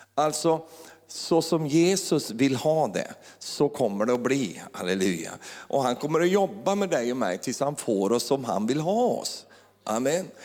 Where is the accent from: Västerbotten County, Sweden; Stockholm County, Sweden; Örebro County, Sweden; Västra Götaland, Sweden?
Örebro County, Sweden; Finnerödja; moved away; då kommer jag från lilla Finnerödja.